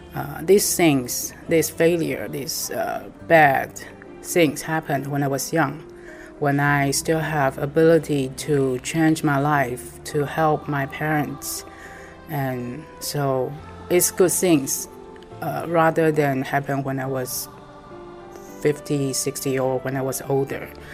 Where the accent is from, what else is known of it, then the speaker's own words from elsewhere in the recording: Taipei, Taiwan; I'm from Taiwan, Taipei.